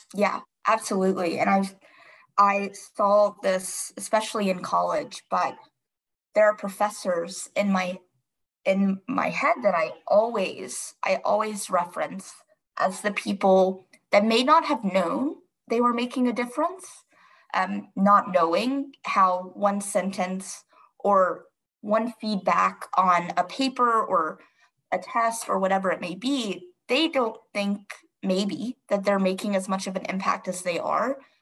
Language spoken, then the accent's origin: English; North Carolina, United States; moved away as an adult; now in Washington, D.C., United States; I am from a smaller town in North Carolina. I grew up there